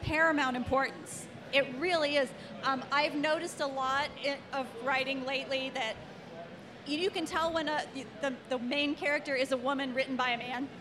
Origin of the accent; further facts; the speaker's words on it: Cincinnati, Ohio, United States; I was born in Cincinnati, Ohio in 1960 something